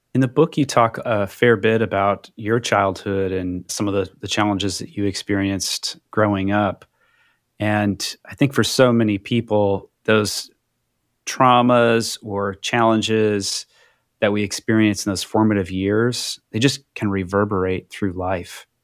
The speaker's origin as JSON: {"language": "English", "region": "Midwest", "country": "United States", "tie": "born or raised there", "said": "a young white man growing up in the Midwest"}